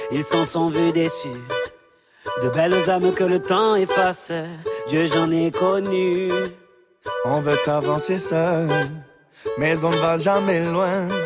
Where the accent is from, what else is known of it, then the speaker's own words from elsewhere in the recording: Turkey; Ouais, si, je suis turque